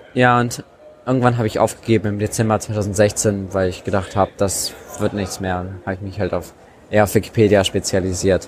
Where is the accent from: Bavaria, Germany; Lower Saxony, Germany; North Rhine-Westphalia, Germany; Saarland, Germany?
Lower Saxony, Germany; Hanover area; in Niedersachsen oder im Raum Hannover, wo ich herkomme